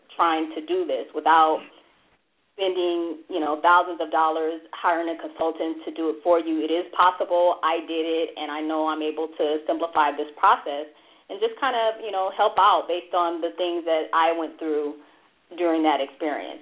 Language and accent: English; La Verne, California, United States; I grew up in Laverne